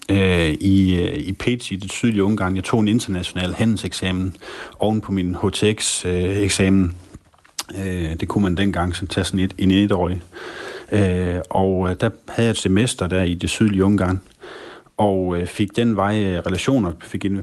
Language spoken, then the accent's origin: Danish; Aalborg, North Denmark Region, Denmark; der har vi vinterferie, det er, fordi vi, øh, vi, vi er fra Aalborg, og vi har vinterferie i uge 8.